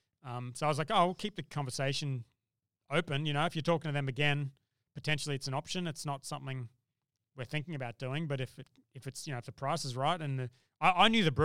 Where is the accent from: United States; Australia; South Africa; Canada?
Australia; Brisbane, Queensland; Well, I'm from Brisbane.